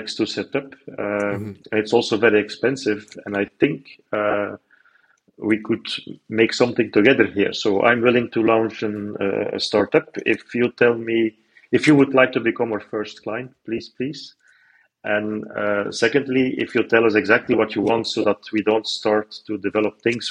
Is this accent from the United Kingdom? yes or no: no; Belgium; I'm raised, born and raised in Belgium